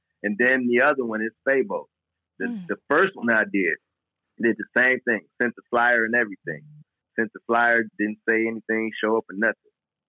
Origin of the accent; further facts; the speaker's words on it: Detroit, Michigan, United States; But I was like, I'm from Detroit. I've been to worst places.